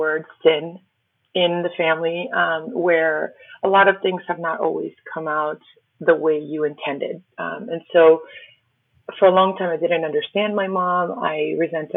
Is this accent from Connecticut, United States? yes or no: no; Miami, Florida, United States; first language Spanish; English is a second language; My parents are Cuban immigrants, and I didn't know English until I was probably close to like 10, 11, 12, fully. And we lived in Miami